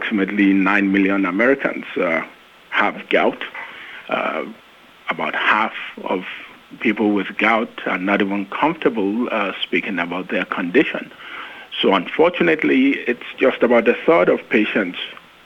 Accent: Nigeria; moved away as an adult; also born or lived in United Kingdom / Long Island, New York / Arizona / West Virginia; now in Nashville, United States; I am originally from Nigeria

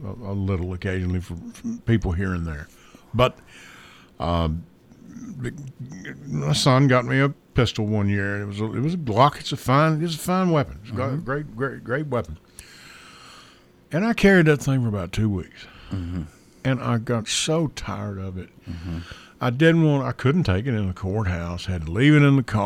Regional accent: Kentucky, United States; my good friend I grew up with in Kentucky

